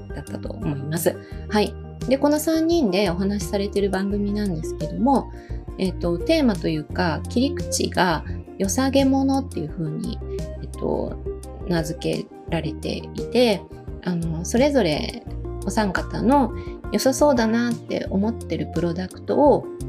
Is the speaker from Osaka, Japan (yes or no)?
yes; Osaka, Japan; 私も大阪出身なので